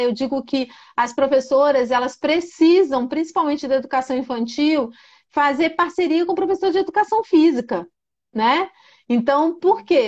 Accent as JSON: {"language": "Portuguese", "town": "Brasília", "region": "Federal District", "country": "Brazil", "said": "Eu sou aqui de Brasília"}